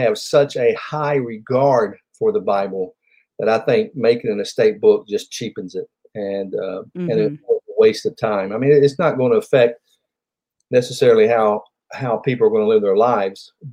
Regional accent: Nashville, Tennessee, United States; also born or lived in Franklin, Tennessee; I was born and raised here in Middle Tennessee, in Nashville, actually, and I've been in Franklin since 1989

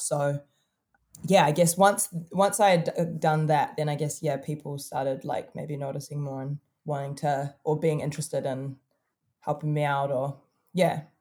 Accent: Auckland, New Zealand; we're really from Auckland City. Like, I was born in this tiny ass country

